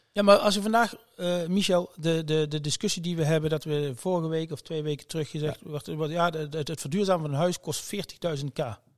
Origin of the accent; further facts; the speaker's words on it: Limburg, Netherlands; ik kom uit Limburg, uit de, uit de regio